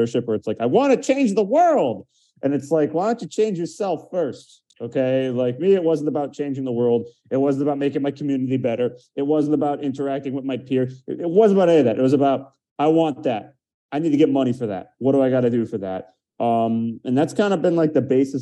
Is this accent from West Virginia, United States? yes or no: no; outside Detroit, Michigan, United States; now in Miami, United States; I grew up outside Detroit in Michigan